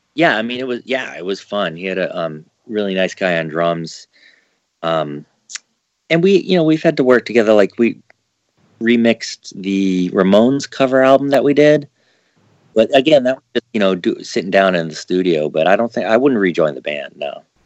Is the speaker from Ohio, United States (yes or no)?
no; New Hampshire, United States; I grew up in New Hampshire